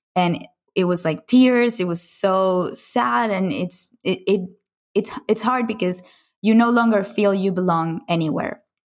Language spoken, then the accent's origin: English; Caracas, Capital District, Venezuela; moved away as an adult; I grew up in Caracas, Venezuela, in Latin America